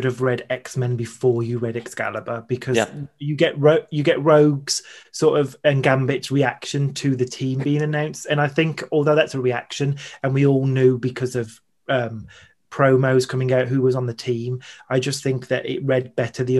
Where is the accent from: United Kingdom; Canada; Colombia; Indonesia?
United Kingdom; makes me proud about being British